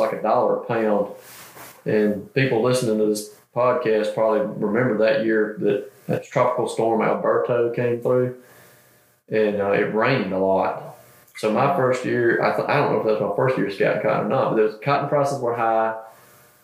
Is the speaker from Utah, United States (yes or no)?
no; Cochran, Georgia, United States; I grew up in Cochrane, Georgia, born and raised in Middle Georgia